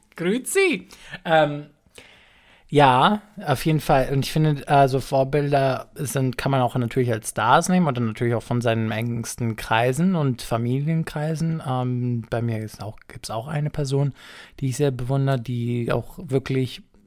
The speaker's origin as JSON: {"language": "German", "country": "Greece", "tie": "born or raised there", "moved": "yes", "said": "mit dem Sohn bin ich auch aufgewachsen in Griechenland"}